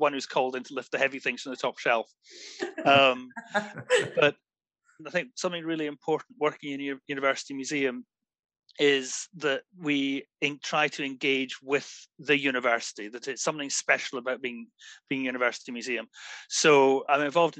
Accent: Glasgow, Scotland, United Kingdom; moved away as an adult; now in Aberdeen, United Kingdom; growing up in Glasgow, where there's a really strong museum culture

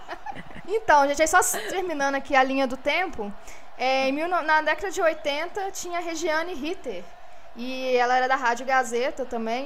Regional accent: Belo Horizonte, Minas Gerais, Brazil; Eu sou aqui da região, da zona leste de BH

